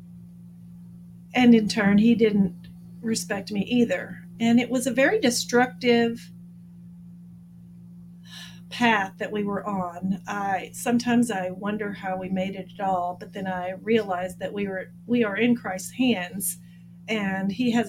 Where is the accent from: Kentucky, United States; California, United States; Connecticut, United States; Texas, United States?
Texas, United States; Abilene; now in San Antonio, United States; I'm from Abilene, Texas, originally. I've actually lived in the San Antonio area longer than I lived in Abilene.